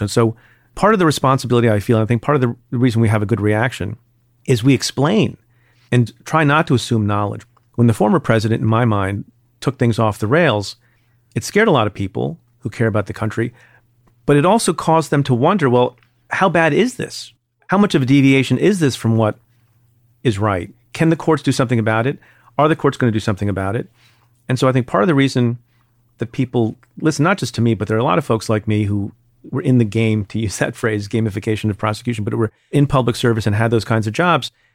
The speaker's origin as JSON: {"language": "English", "region": "New Jersey", "country": "United States", "tie": "born or raised there", "said": "I grew up in Jersey"}